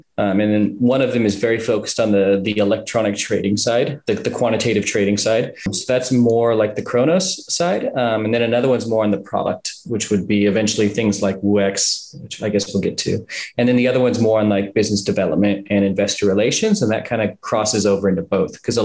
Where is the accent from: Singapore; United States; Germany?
United States; Southern California; moved away as an adult; now in China; I was born in California, Southern California